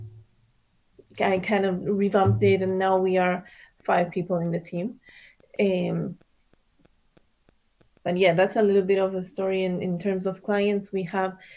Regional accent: Argentina; moved away as an adult; also born or lived in Miami, United States; now in United States; I was raised in Argentina.

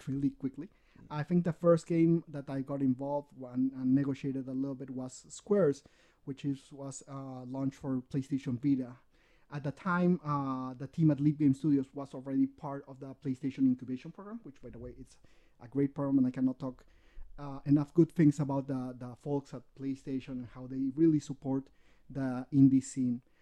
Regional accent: Peru; English is a second language; I'm born, raised in Peru

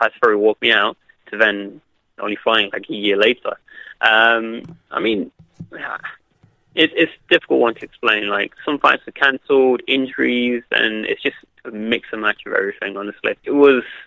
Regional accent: Derby, East Midlands, United Kingdom; my hometown of Derby

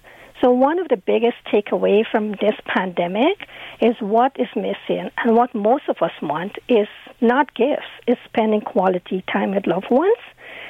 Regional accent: Guyana; I came from Guyana.

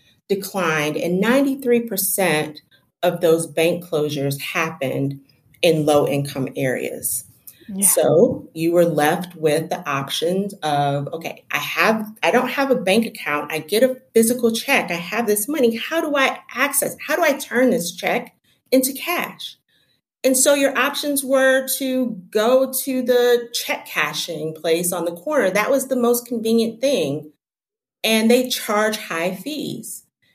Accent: Detroit, Michigan, United States; Well, I'm from Detroit, and when I was talking about that, those access to banks and financial services, I grew up with that.

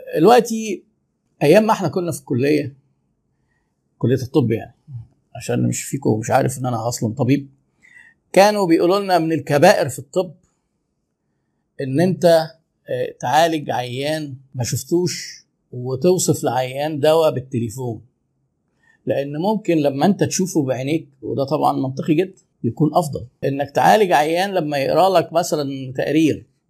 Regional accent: Egypt; احنا طبعا عندنا في مصر

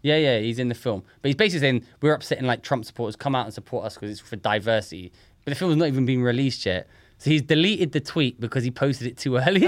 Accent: London, United Kingdom; I grew up in London

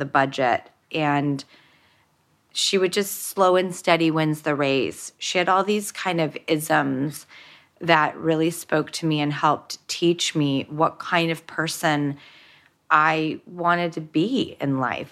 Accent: Los Angeles, California, United States; I grew up in Hollywood

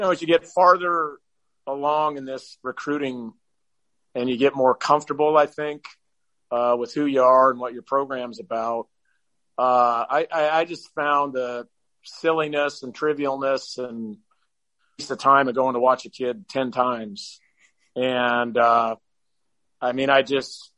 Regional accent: small town just outside of Eugene, Oregon, United States; a kid from my hometown, which, when I grew up was 2,000 people. It's now probably 3,000 or 4,000 people just outside of Eugene

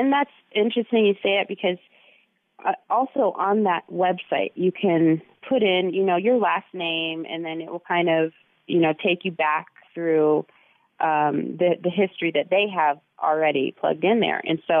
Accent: Texas, United States; born there; I'm like, Texas, you know, I was born in Texas, and they'd be like shocked.

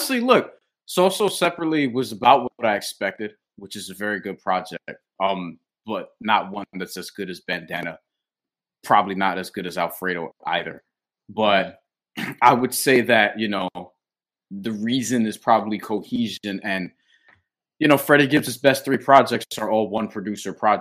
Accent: New York, United States; as a New Yorker

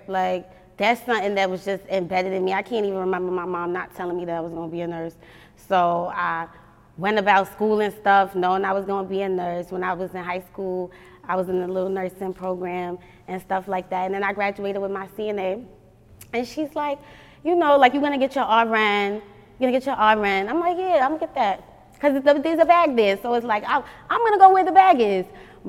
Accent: New York City, New York, United States; moved away as an adult; now in Atlanta, United States; I'm from Staten Island.

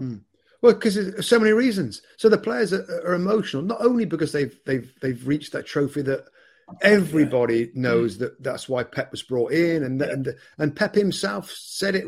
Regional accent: England, United Kingdom; I'm an English guy in this pub in Italy

